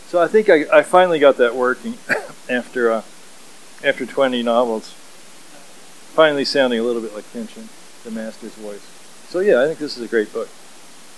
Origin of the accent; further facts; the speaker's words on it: Kentucky, United States; moved away as an adult; also born or lived in Lynchburg / San Jose, California; now in California, United States; I grew up in Kentucky